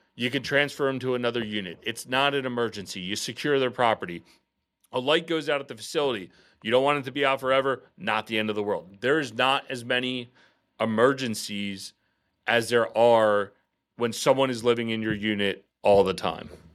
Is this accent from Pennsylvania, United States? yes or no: yes; outside of Philadelphia, Pennsylvania, United States; moved away as an adult; now in Baltimore, United States; me and my business partner and I, we grew up outside of Philadelphia